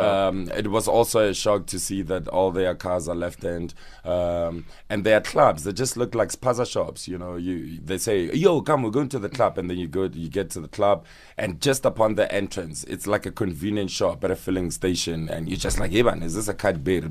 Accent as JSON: {"language": "English", "town": "Soshanguve", "region": "Gauteng", "country": "South Africa", "tie": "born or raised there", "also_born_or_lived": "Ga-Rankuwa", "said": "Called Soshanguve Block L"}